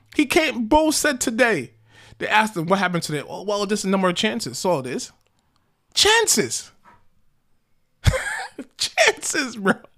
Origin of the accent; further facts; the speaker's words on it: United States; I'm an American.